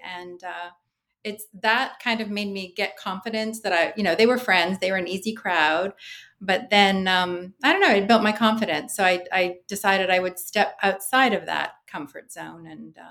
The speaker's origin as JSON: {"language": "English", "country": "Canada", "said": "as a Canadian"}